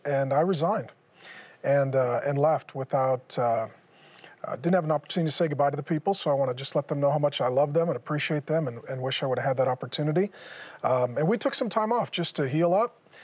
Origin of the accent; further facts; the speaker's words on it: Seattle, Washington, United States; I grew up in Seattle